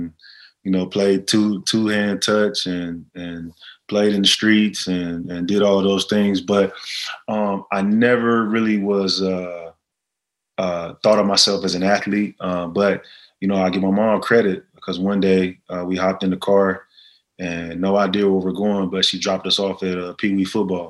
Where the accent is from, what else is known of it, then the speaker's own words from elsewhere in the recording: Fort Worth, Texas, United States; I'm from the Fort Worth side, not from Dallas